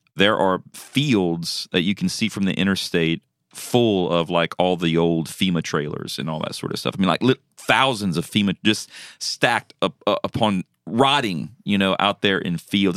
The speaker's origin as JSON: {"language": "English", "region": "South Louisiana", "country": "United States", "moved": "yes", "said": "I'm originally from Louisiana. That's my home"}